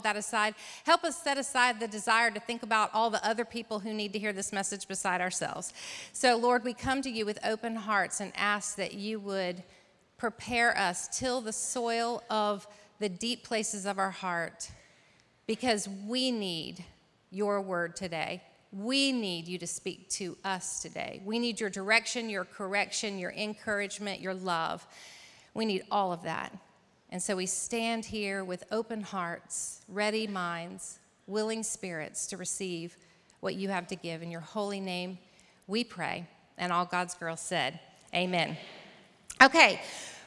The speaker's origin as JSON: {"language": "English", "region": "North Carolina", "country": "United States", "said": "here in my home state of North Carolina"}